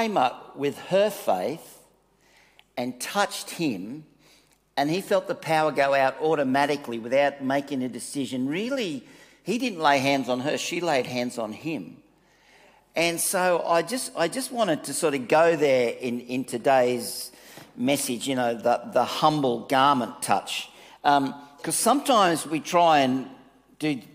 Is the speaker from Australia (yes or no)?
yes; Manly, New South Wales, Australia; I came from Manly